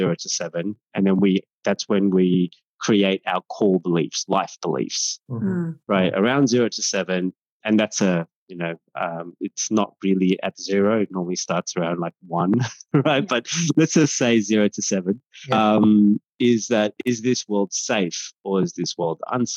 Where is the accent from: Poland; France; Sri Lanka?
Sri Lanka; now in Australia; I'm a Tamil-born Australian. So I was born in Sri Lanka